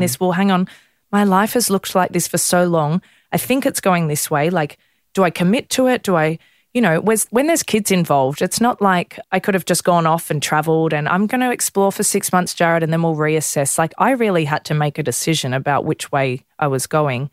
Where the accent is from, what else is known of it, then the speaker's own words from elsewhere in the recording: Melbourne, Victoria, Australia; I grew up in Melbourne